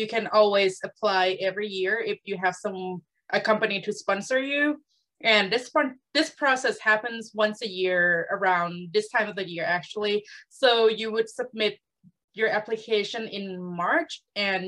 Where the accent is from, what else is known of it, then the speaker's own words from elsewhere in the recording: Bangkok, Thailand; now in United States; I'm originally from Bangkok, Thailand.